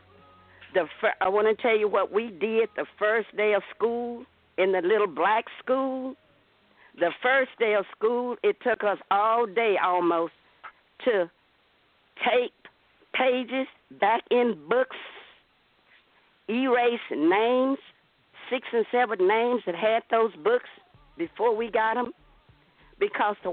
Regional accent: Atlanta, Texas, United States; We grew up in Atlanta, Texas, very prejudiced town.

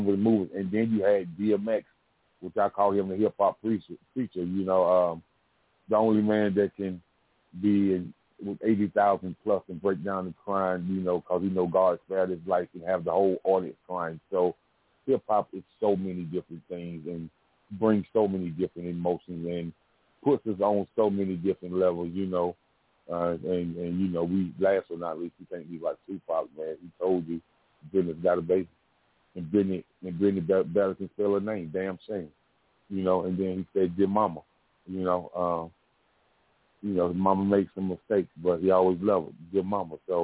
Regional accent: South Carolina, United States; I'm from South Carolina, man. So I grew up around the soul blues music

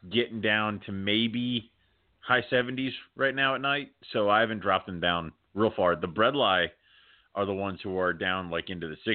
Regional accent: Scotland, United Kingdom; No, I'm Scottish.

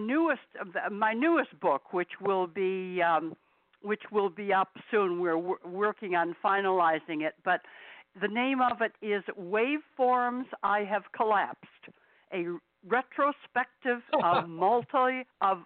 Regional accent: Utica, New York, United States; also born or lived in Hollywood; I was born here in Utica, New York, in 1938, February of 1938

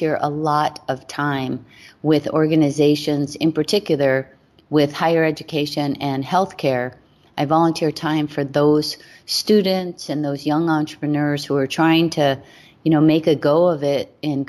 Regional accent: Hawaii, United States; I was born and raised in Hawaii

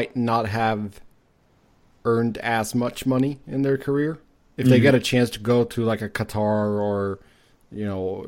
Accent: Sweden; my home country of Sweden

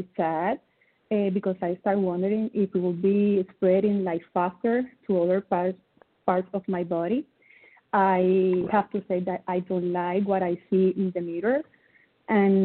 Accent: Ponce, Puerto Rico; first language Spanish; English is a second language; I'm from Puerto Rico. Puerto Rico is a little island in the Caribbean Sea. My first language is Spanish

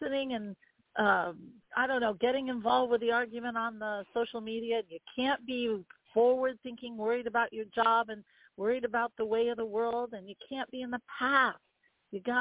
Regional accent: Vermont, United States; I grew up in Vermont. So there you go. In Vermont, we protest everything

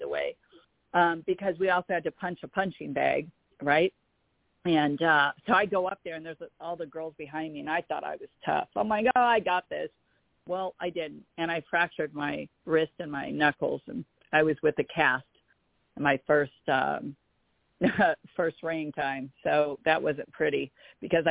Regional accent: Los Angeles, California, United States; I was born and raised in Los Angeles, California

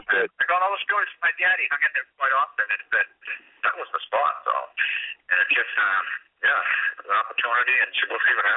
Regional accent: Boston, Massachusetts, United States; moved away as an adult; also born or lived in Germany; I'm from Agent Fifth. I grew up in Ohio Harbor Projects and then up to Agent Fifth in the corner there. My whole family's from South Boston.

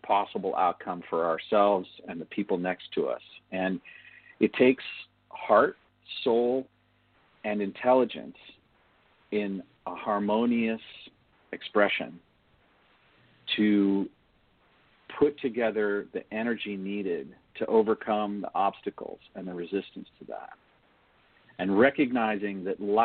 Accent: United States; as an American

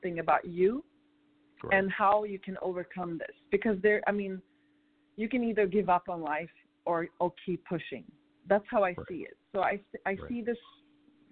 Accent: Stockholm, Stockholm County, Sweden; moved away as an adult; also born or lived in Morocco; now in United States; But I'm born and raised in Sweden, but my parents are North African

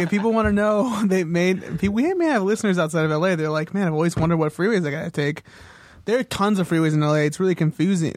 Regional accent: Corona, California, United States; based in Corona, California, which is in, around Riverside area, near Orange County, near desert, um, which is where I grew up.

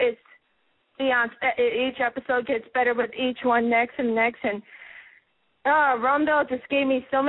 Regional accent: Wisconsin, United States; born or raised there; moved away as an adult; now in Milwaukee, United States

